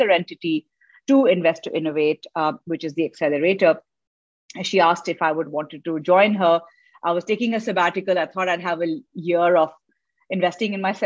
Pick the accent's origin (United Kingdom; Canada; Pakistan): Pakistan; Karachi, Sindh; I'm basically from Karachi, grew up over here